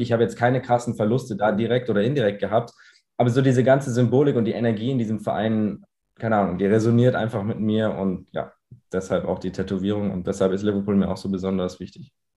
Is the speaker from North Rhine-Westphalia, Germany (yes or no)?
no; Munich, Bavaria, Germany; ich komme aus München. Äh, meine Eltern kommen aus Irland, daher der englisch äh, klingende Name. Äh, wir sprechen zu Hause auch Englisch, also ich bin zweisprachig aufgewachsen